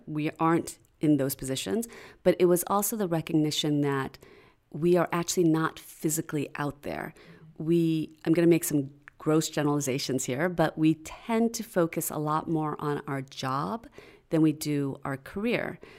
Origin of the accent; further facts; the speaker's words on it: outside of Chicago, Illinois, United States; moved away as an adult; also born or lived in Philadelphia; I grew up outside of Chicago